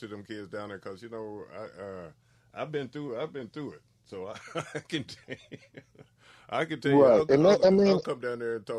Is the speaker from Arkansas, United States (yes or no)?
yes; North Little Rock, Arkansas, United States; also born or lived in Jacksonville, Arkansas; I'm from North Little Rock. I graduated from Jacksonville, and I'm from Macama.